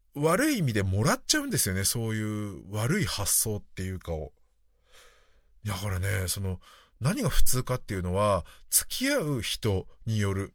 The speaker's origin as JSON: {"language": "Japanese", "country": "Japan", "tie": "born or raised there", "said": "私は日本で生まれ育って"}